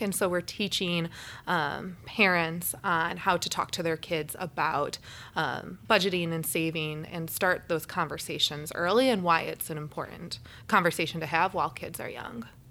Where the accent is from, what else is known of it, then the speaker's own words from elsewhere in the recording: Naperville, Illinois, United States; also born or lived in Kentucky; I grew up in Naperville, a rather large suburb of the city